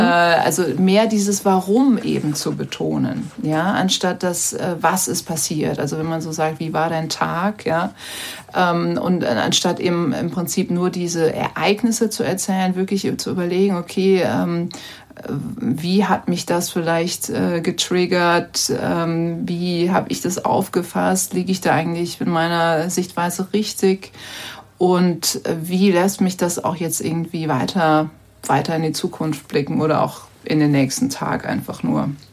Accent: Rhineland, Germany; moved away as an adult; also born or lived in New York; now in Vienna, Austria; ich bin ja auch äh, im Rheinland aufgewachsen, ich bin ja auch keine Amerikanerin

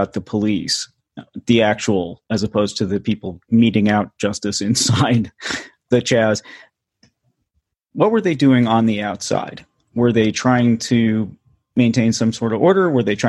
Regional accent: Northeast, United States; I'm from the Northeast

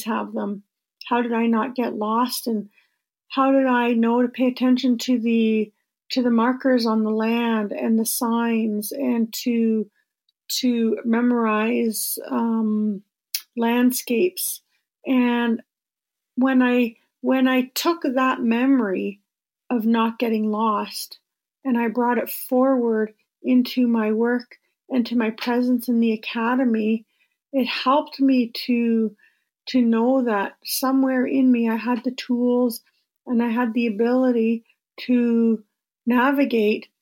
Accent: Flying Post First Nation, Treaty 9, Ontario, Canada; I'm from Flying Post First Nation Treaty 9

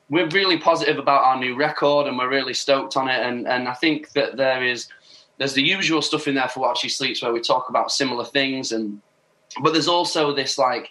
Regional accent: Doncaster, Yorkshire and the Humber, United Kingdom; my hometown, Doncaster

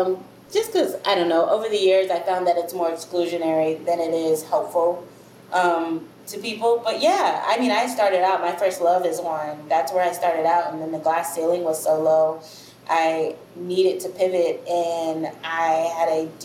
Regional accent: Chicago, Illinois, United States; also born or lived in Memphis, Tennessee; now in New Orleans, United States; I'm from all over originally, but I grew up in Chicago and in Memphis, Tennessee, mostly, but I grew up all over the U.S.

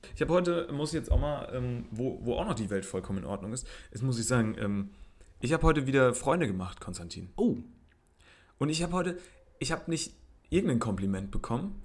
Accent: Germany; wo kommst du denn her? Und dann habe ich gesagt, aus Deutschland

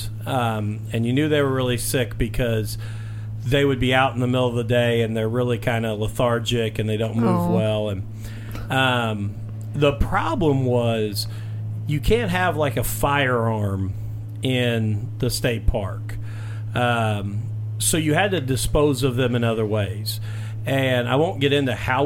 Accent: Mitchell, Indiana, United States; my hometown

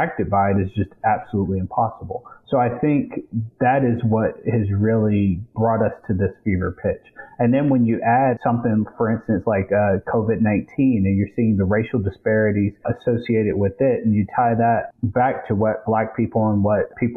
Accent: Lexington, South Carolina, United States; my hometown, Lexington, the district we're

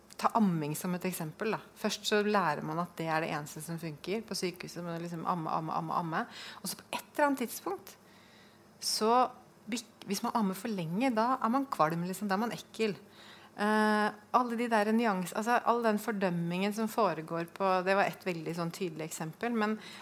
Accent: Oslo, Norway; now in Fredrikstad, Norway; Jeg kommer fra Oslo, flyttet til Fredrikstad

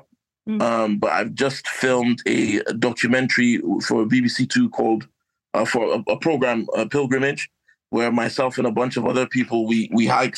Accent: Kaduna, Kaduna State, Nigeria; also born or lived in Croydon, South London; now in United Kingdom; my hometown of Kaduna, Northern Nigeria

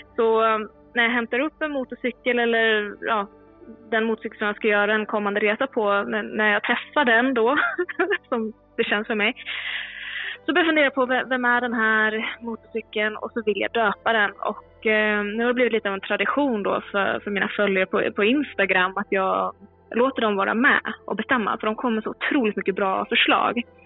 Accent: Mora, Dalarna County, Sweden; moved away as an adult; also born or lived in Stockholm; är född och uppvuxen i Mora i Dalarna men med två Göteborgsföräldrar.

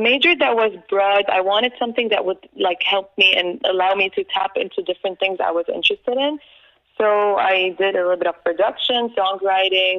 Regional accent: Lebanon; now in United States; Growing up in Lebanon and living half of my life in the U.S.

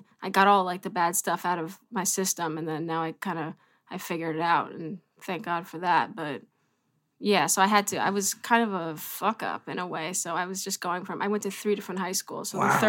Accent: New York City, New York, United States; I grew up around 18th Street, actually

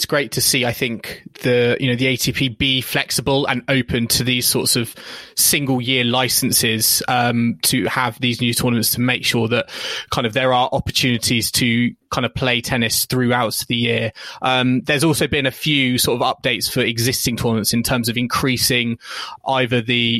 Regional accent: United Kingdom; We're British podcasts and of course, I should be a massive tea drinker.

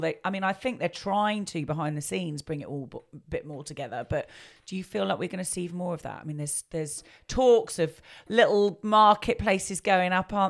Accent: Tunbridge Wells, South East England, United Kingdom; I mean, I was born in Tunbridge Wells, been here my whole life

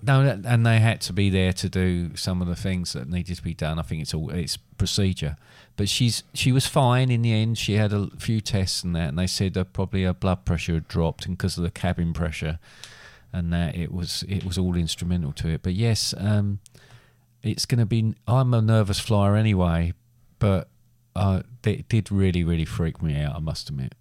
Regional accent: England, United Kingdom; being English

